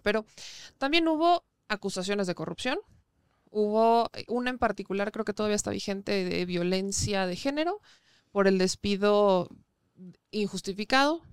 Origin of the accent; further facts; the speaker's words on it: Puebla, Mexico; also born or lived in Mexico City; soy poblana y si bien ya prácticamente estoy un 80-90% en la Ciudad de México, mi casa sigue estando en Puebla, mi vida sigue estando en Puebla